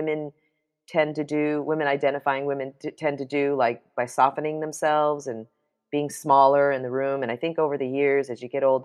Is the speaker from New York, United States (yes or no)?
yes; New York City, New York, United States; I grew up in New York City